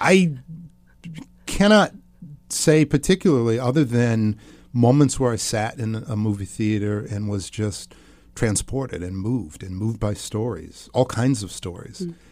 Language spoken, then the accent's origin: English; outside of Milwaukee, Wisconsin, United States; I grew up outside of Milwaukee, Wisconsin.